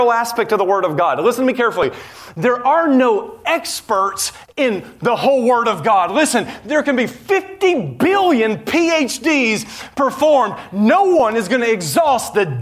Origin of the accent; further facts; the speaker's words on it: Nashville, Tennessee, United States; I grew up in Nashville, Tennessee, where you just check off the boxes